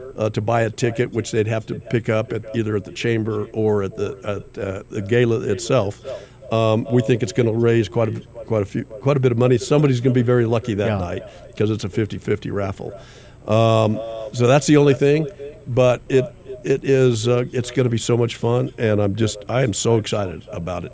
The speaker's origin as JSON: {"language": "English", "town": "Los Alamos", "region": "New Mexico", "country": "United States", "tie": "born or raised there", "said": "I grew up in Los Alamos"}